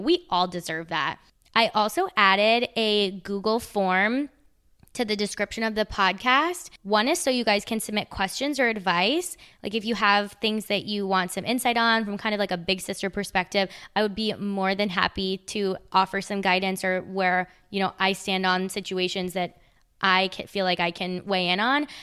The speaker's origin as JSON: {"language": "English", "country": "United States", "also_born_or_lived": "Charlotte, North Carolina", "said": "I'm American"}